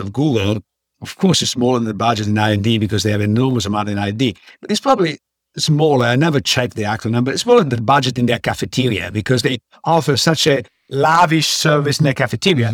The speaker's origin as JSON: {"language": "English", "town": "Padua", "region": "Veneto", "country": "Italy", "tie": "born or raised there", "moved": "yes", "said": "I grew up in Padua"}